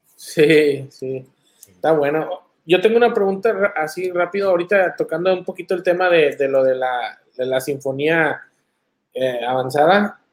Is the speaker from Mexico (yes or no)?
yes; Monterrey, Nuevo León, Mexico; moved away; muchos de nosotros que crecimos allá en Monterrey